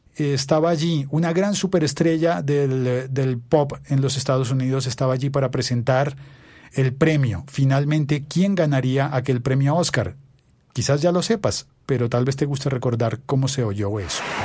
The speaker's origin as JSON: {"language": "Spanish", "country": "Colombia", "also_born_or_lived": "Bogotá", "said": "yo soy colombiano y vivo en Bogotá, en Colombia"}